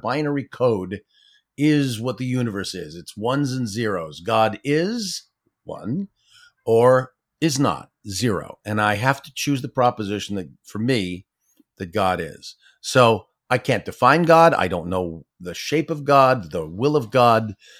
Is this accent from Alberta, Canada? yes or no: no; Ottawa, Ontario, Canada; born or raised there; also born or lived in Toronto